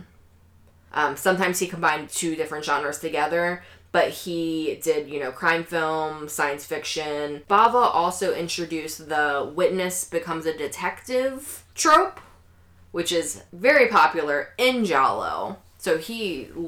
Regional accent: United States; me being American

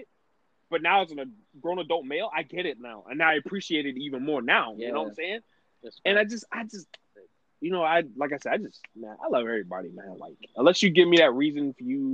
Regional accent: New York, United States; Growing up in New York

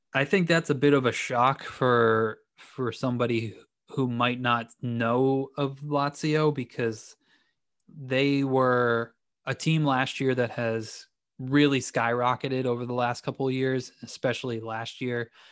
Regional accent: New England, United States; I grew up in New England

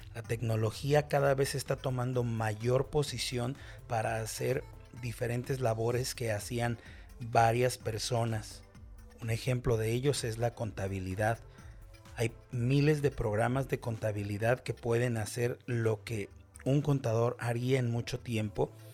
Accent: Guadalajara, Jalisco, Mexico; Soy mexicano, específicamente de la ciudad de Guadalajara. Aquí es donde vivo desde hace 33 años.

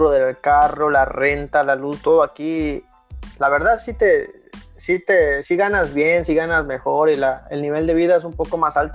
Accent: Acapulco, Guerrero, Mexico; Hay algo que, que me llega mucho porque yo, yo soy de Acapulco.

